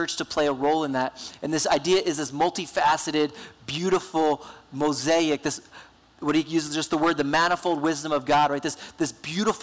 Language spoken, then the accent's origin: English; New Jersey, United States; moved away; I grew up in New Jersey